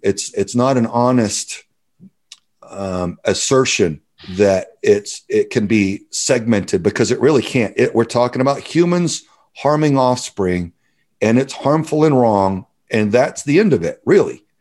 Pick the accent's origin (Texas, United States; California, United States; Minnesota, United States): Texas, United States; Southern; I grew up in Southern Texas